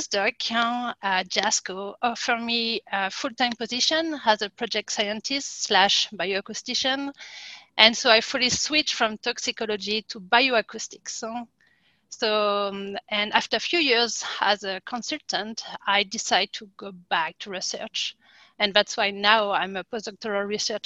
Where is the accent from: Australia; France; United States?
France; accent: French; English is a second language; moved away as an adult; also born or lived in Quebec, Canada; I'm French, as you can tell by my accent. So I was born and raised in France